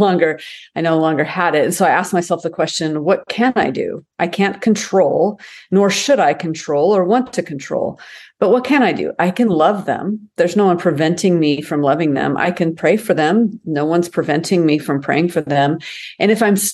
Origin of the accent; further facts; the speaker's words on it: United States; as American Christians